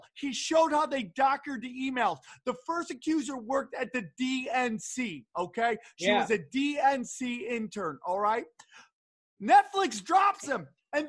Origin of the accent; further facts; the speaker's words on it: New York, United States; New York is like, I'm a New Yorker.